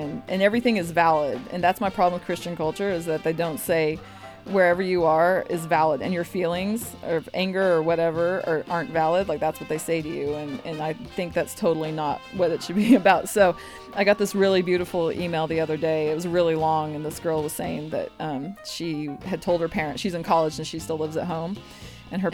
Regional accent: Arkansas, United States; I'm from Arkansas

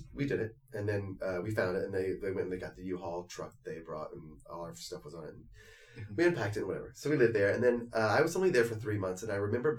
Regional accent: Tennessee, United States; also born or lived in Oklahoma / Park Slope, New York; now in New York, United States; I was from Tennessee.

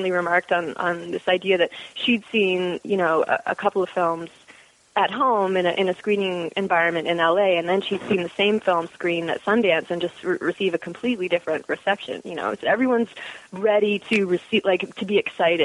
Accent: London, Ontario, Canada; moved away as an adult; also born or lived in Toronto; now in Brooklyn, United States; Born and raised in London, Ontario. Moved to Toronto for school

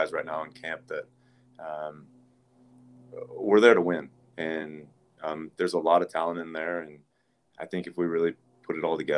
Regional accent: Atlanta, Georgia, United States; growing up in Atlanta

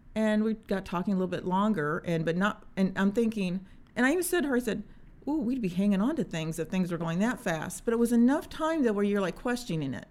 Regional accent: Indiana, United States; I am a mom from Indiana

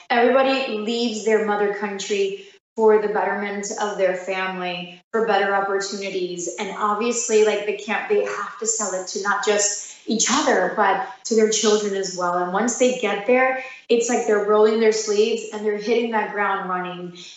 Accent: New York, United States; as being daughters of immigrants, even though we're from New York

